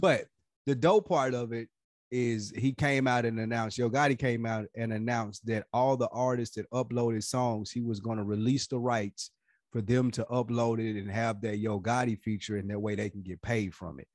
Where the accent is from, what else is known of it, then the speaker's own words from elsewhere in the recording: Nashville, Tennessee, United States; moved away as an adult; now in Atlanta, United States; we're from Nashville.